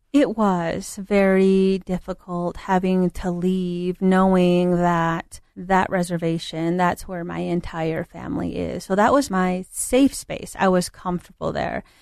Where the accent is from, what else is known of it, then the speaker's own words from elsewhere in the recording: Hogback, New Mexico, United States; moved away; I grew up in the Four Corners area down in New Mexico um, a little town called Hogback, New Mexico.